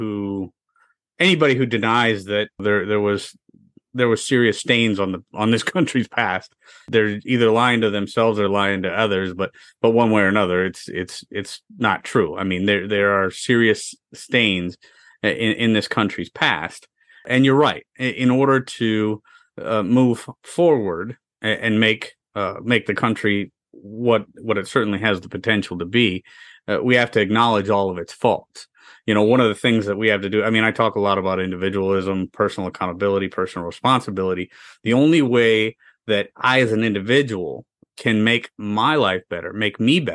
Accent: United States; I'm an American. I was born here. I've been here my whole life

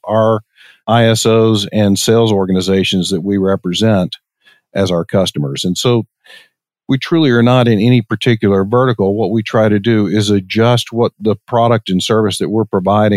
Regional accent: Longview, Texas, United States; moved away as an adult; also born or lived in Irvine, California; I grew up in East Texas, a little town called Longview, Texas, and graduated high school in 1986

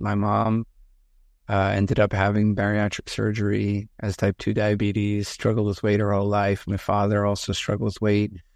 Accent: outside of New York City, United States; I grew up outside of New York City.

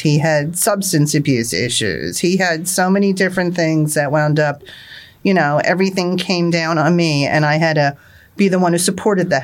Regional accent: Marlboro, New Jersey, United States; I am from Marlboro, New Jersey

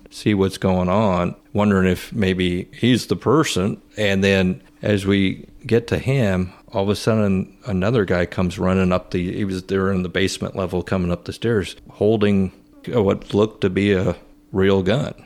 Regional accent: Rantoul, Illinois, United States; I grew up in Rantoul, where my dad went to high school

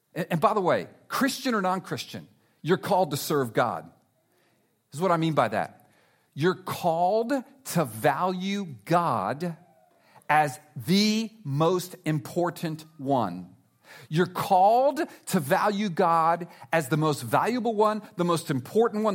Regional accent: South Florida, United States; I'm from South Florida. I love South Florida

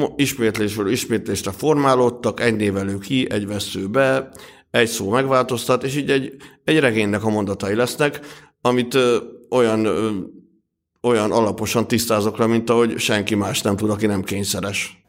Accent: Hungary; accent: thick Hungarian; a vaskos magyar akcentusom

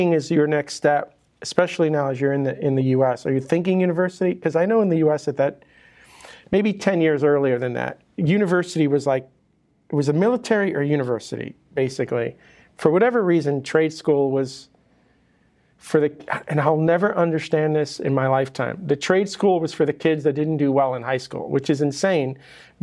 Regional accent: New York, United States; now in Miami, United States; I grew up in New York

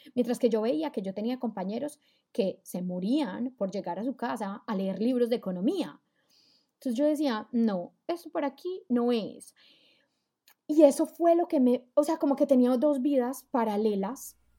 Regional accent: Colombia; now in Germany; vivo en Alemania, soy colombiana

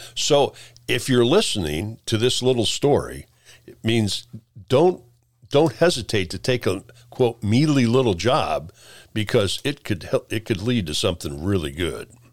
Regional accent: Peoria, Illinois, United States; moved away as an adult; also born or lived in Lincoln, Nebraska; I grew up in the Peoria area in Illinois, uh, mid-, s, central Illinois

